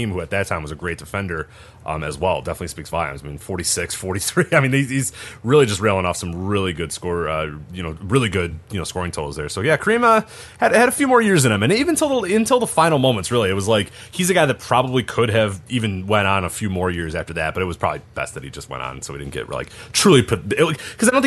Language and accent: English; Chicago, Illinois, United States; We're all from Chicago